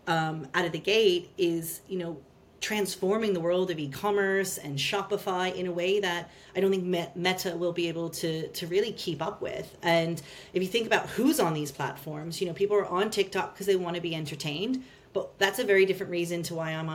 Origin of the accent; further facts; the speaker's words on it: United States; accent: American; moved away as an adult; also born or lived in Australia / United Kingdom; now in London, United Kingdom; You'll hear from my accent, I'm American